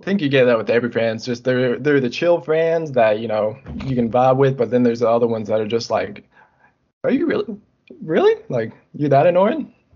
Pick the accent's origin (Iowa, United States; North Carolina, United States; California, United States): North Carolina, United States; I'm from North Carolina